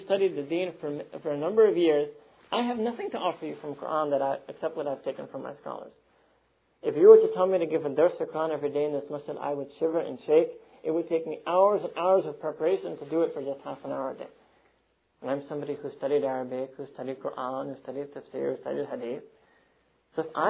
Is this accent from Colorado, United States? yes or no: no; New York City, New York, United States; I'm from Manhattan